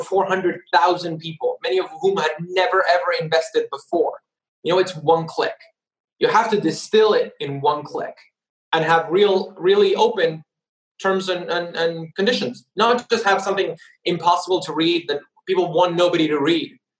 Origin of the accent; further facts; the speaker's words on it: Argentina; moved away as an adult; also born or lived in United States / United Kingdom; my home country, Argentina